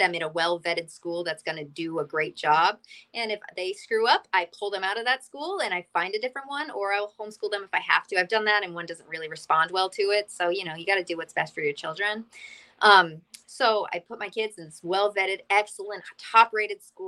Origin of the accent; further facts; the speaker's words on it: Massachusetts, United States; moved away as an adult; now in Florida, United States; I've lived in Massachusetts my whole life.